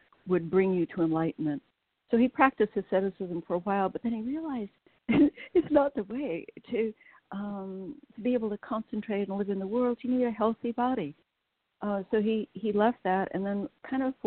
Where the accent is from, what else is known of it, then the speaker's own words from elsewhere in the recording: West Coast, United States; I was raised on the West Coast during the 60s